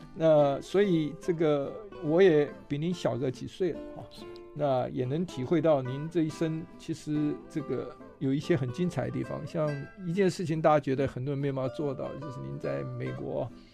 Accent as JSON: {"language": "Chinese", "region": "southern Taiwan", "country": "Taiwan", "tie": "born or raised there", "moved": "yes", "said": "尤其是乡下长大小孩，我小时候在南部长大"}